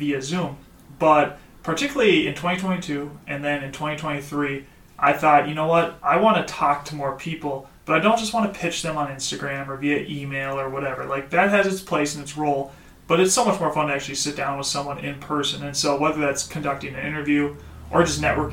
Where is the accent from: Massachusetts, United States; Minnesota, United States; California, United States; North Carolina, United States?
Minnesota, United States; Osseo; also born or lived in China; I grew up in Osseo, Minnesota, the big city.